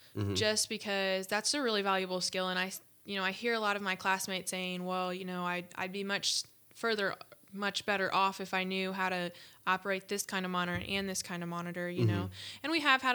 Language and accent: English; Ohio, United States; So, like I said, I came from Ohio, and I came to Purdue knowing zero people, and that was so, so scary for me as a freshman